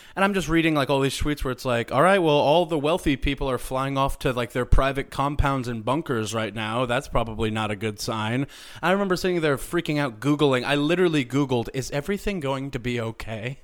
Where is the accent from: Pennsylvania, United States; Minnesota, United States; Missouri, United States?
Missouri, United States; Springfield; Brad Pitt is from my hometown